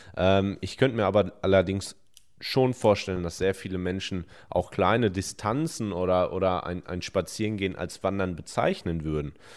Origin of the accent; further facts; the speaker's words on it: Hemer, North Rhine-Westphalia, Germany; 26 Jahre alt, 26,5 darf man noch sagen, und ich komme aus Hema im Sauerland